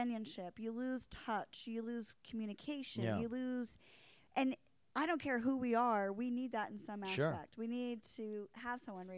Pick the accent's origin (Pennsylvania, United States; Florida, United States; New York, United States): Pennsylvania, United States; Small town of Pennsylvania.